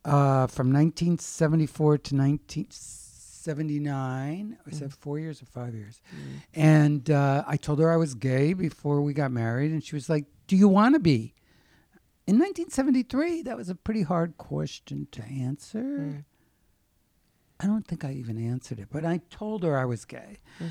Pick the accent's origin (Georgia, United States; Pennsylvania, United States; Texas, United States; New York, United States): Pennsylvania, United States; Wilkes-Barre; Wilkes-Barre, Pennsylvania, which is named after John Wilkes and Isaac Barre, but the natives call it Wilkes-Barre. And everybody has a very hard accent, like talk, walk, daughter, look, roof.